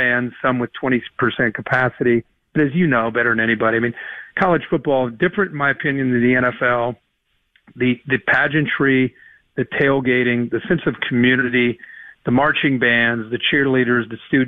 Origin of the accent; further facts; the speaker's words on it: Big Ten region, Midwest, United States; I grew up in the Big Ten region